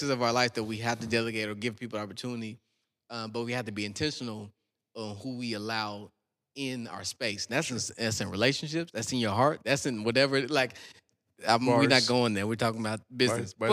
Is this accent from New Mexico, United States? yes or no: no; Texas, United States; I'm from South Texas, bro.